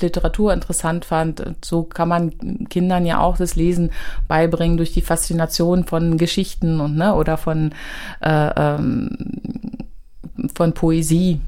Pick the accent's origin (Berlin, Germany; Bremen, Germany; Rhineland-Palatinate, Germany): Berlin, Germany; ich bin im Ostteil groß geworden, in Hohenschönhausen, in Alt-Hohenschönhausen